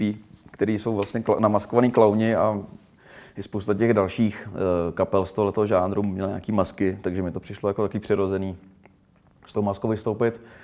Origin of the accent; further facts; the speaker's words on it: Rumburk, Ústí nad Labem Region, Czechia; vyrůstal jsem prostě na malém městě v Rumburku